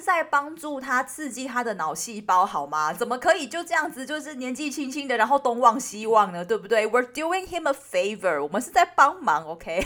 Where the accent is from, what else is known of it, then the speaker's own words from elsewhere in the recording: Taiwan; 我们一群台湾人，居然在瑞典斯德哥尔摩的小岛